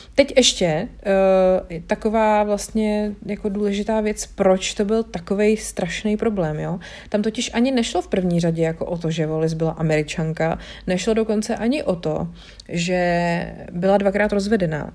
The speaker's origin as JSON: {"language": "Czech", "region": "Bohemia", "country": "Czechia", "said": "my tady u nás v Čechách"}